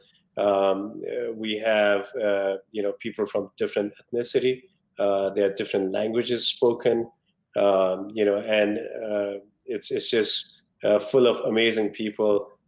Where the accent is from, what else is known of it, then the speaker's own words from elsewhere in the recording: Nepal; now in Rutherford, United States; I was born in Nepal. You know, I'm very proud of my roots